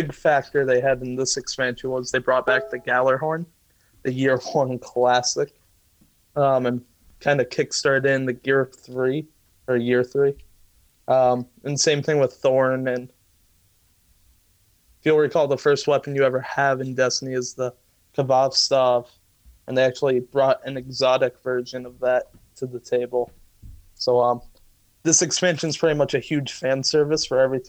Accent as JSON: {"language": "English", "region": "New Hampshire", "country": "United States", "said": "I'm from New Hampshire"}